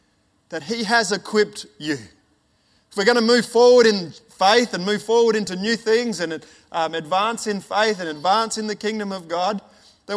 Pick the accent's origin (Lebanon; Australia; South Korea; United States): Australia; Ernabella, South Australia; moved away; also born or lived in Alice Springs / Papua New Guinea; I was born in Alice Springs and then grew up in a town called, or a little community called Ernabella, which is right in the middle of Australia, right in the desert